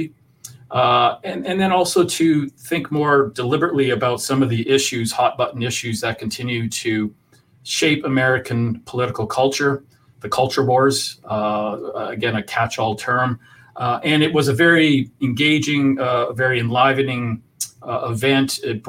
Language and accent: English; Edmonton, Alberta, Canada; So growing up in Alberta, was always fascinated with the United States.